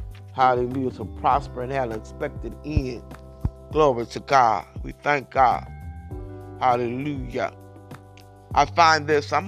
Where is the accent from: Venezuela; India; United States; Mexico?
United States; Keene, Kentucky; moved away; I came from King, Kentucky, and at one time, they didn't have any running water in the houses